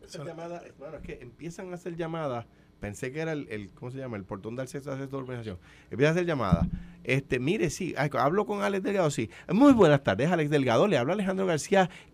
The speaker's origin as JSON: {"language": "Spanish", "country": "Puerto Rico", "said": "Ciudadano de los Estados Unidos, ciudadano de España, pero soy puertorriqueño. yo, no soy un, yo no soy un americano que nació en Puerto Rico"}